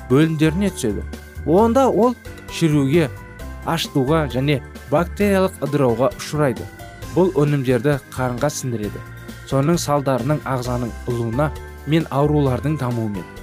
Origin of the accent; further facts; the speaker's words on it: Kazakhstan; біз қазақпыз